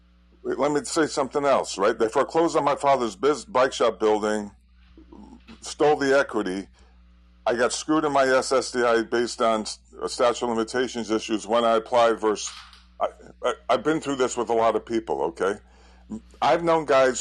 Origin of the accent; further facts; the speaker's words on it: United States; also born or lived in Southern California; I'm being American